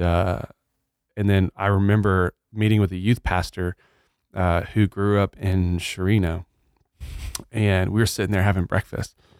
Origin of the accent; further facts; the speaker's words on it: Batesville, Arkansas, United States; moved away as an adult; also born or lived in Blytheville, Arkansas / Kansas City; now in Nacogdoches, United States; I grew up in Arkansas. I was born in Blyville, Arkansas. Grew up in Batesville, Arkansas